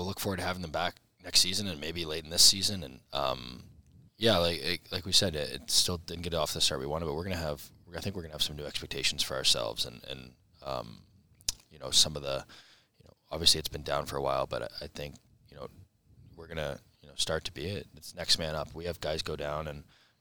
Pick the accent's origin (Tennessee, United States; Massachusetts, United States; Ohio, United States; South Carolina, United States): Ohio, United States; Columbus; I'm from here. It's my hometown. I love this city.